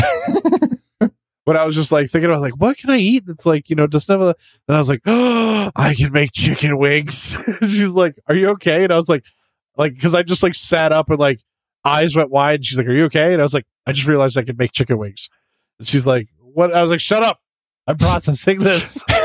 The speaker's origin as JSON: {"language": "English", "region": "Midwest", "country": "United States", "said": "I'm from the Midwest"}